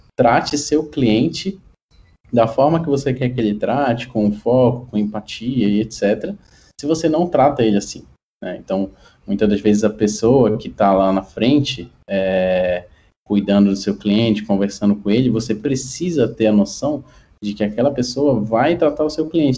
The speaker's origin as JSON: {"language": "Portuguese", "region": "Pará", "country": "Brazil", "tie": "born or raised there", "moved": "as an adult", "lives_now": "São Paulo, Brazil", "said": "sou paraense de, de de nascimento, mas já moro em São Paulo há algum tempo. E iniciei minha carreira ali em Belém do Pará"}